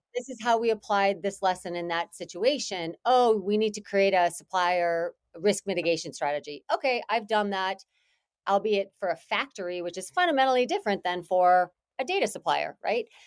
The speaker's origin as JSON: {"language": "English", "town": "Green Bay", "region": "Wisconsin", "country": "United States", "tie": "born or raised there", "also_born_or_lived": "Boston", "moved": "as an adult", "said": "I grew up in Green Bay, Wisconsin."}